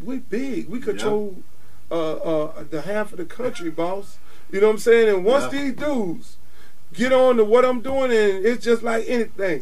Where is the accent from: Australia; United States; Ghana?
United States; Miami, Florida; I'm from Miami